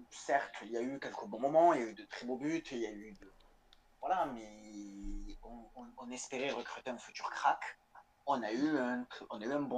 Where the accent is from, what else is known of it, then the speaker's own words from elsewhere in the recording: Comoros; je suis comorien.